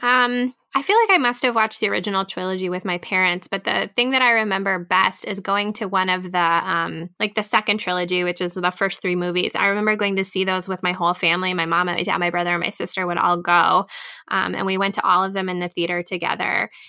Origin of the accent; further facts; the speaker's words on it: Minnesota, United States; my home state